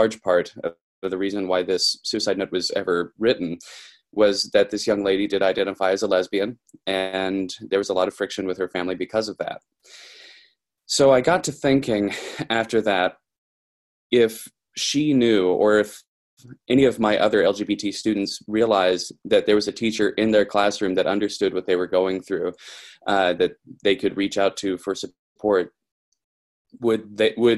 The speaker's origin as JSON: {"language": "English", "region": "Kentucky", "country": "United States", "said": "I'm from Kentucky"}